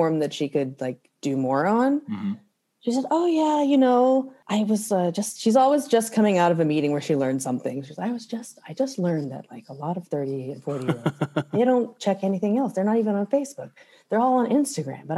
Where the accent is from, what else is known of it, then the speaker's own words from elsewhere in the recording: Kirkwood, Missouri, United States; moved away as an adult; also born or lived in Sikeston, Missouri / Philadelphia, Pennsylvania; now in Brooklyn, United States; I grew up in Kirkwood, okay. Right outside of St. Louis